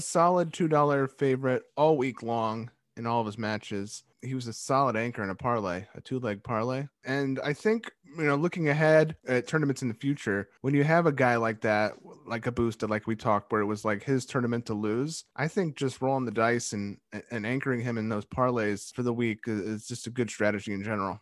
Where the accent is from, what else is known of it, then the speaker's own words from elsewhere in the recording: United States; As an American